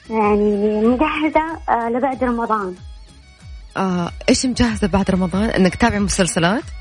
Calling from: Jeddah, Makkah Province, Saudi Arabia; أنا من جدة

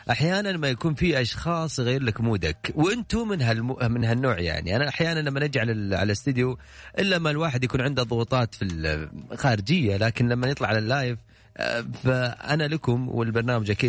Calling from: Al-Ahsa, Eastern Province, Saudi Arabia; من الاحساء

